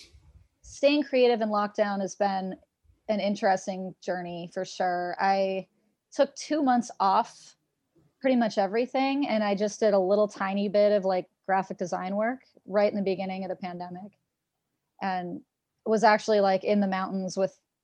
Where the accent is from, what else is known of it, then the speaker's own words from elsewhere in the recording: Seattle, Washington, United States; I'm from Seattle